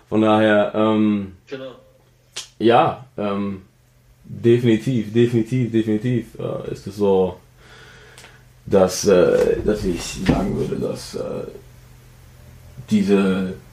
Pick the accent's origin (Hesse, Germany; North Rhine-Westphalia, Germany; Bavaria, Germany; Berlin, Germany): Hesse, Germany; Offenbach; also born or lived in Frankfurt; also ich bin geboren in Frankfurt, aufgewachsen wo ganz anders und dann in Offenbach äh, wirklich meine ersten Jahre der Kindheit in Deutschland verbracht so